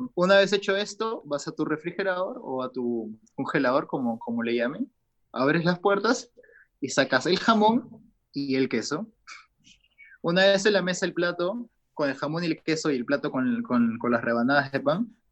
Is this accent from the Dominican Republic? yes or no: no; Peru; acá en mi país